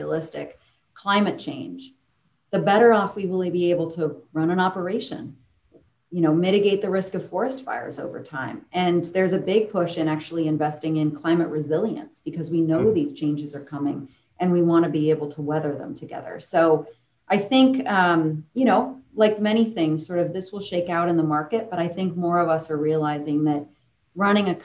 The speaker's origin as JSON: {"language": "English", "town": "Boston", "region": "Massachusetts", "country": "United States", "tie": "born or raised there", "said": "I grew up in Boston, downtown Boston"}